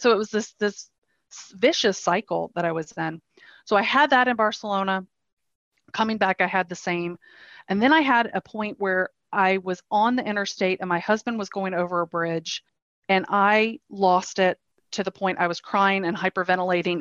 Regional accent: North Carolina, United States; moved away as an adult; also born or lived in Denmark; now in Copenhagen, Denmark; I am living in Denmark. I have been in Denmark for the past four years. Prior to that, I was in North Carolina, uh, born and raised in North Carolina.

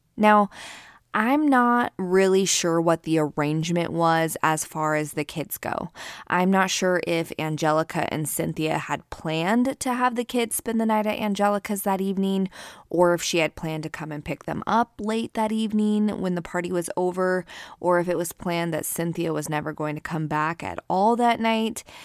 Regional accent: Keizer, Oregon, United States; I grew up in the Salem, Kaiser, Oregon area.

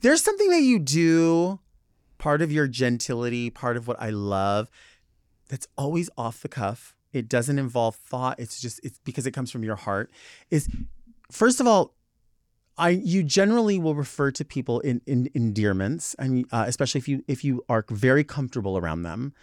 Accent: Southern California, United States; I'm from Southern California

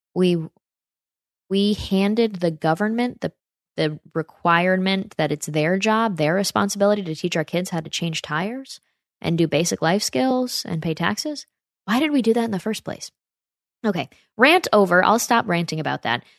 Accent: near Saratoga, upstate New York, United States; my hometown in upstate New York by Saratoga

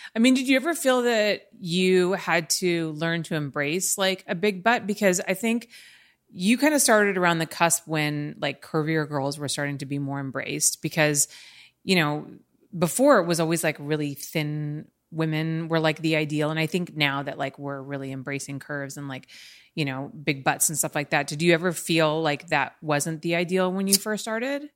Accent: Los Angeles, California, United States; me and my experience growing up in L

